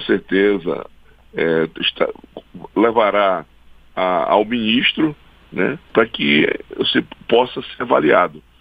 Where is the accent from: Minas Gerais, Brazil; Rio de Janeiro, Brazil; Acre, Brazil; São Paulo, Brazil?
Acre, Brazil; lá no meu estado, no estado do Acre